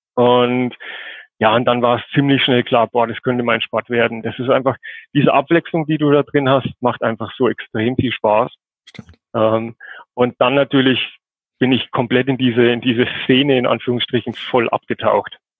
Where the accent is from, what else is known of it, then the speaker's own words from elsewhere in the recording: Coburg, Bavaria, Germany; komme aus Coburg, das ist in Oberfranken, Nordbayern.